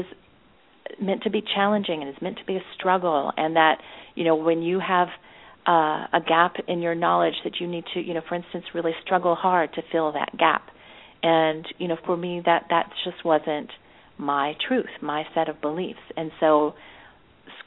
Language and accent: English; Nashville, Tennessee, United States; I grew up in Nashville, Tennessee